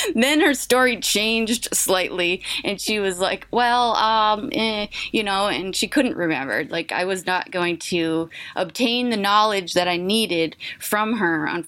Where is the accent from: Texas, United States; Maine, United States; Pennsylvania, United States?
Maine, United States; Indian Island, Deer Isle, Stonington area; also born or lived in Bangor, Maine; I'm from Indian Island. That's where my whole family is from.